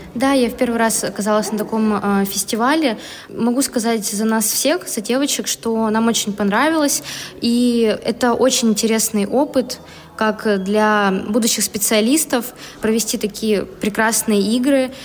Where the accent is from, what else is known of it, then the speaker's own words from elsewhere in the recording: Tyumen, Tyumen Oblast, Russia; я из Тюмени, учусь в Тюменском государственном университете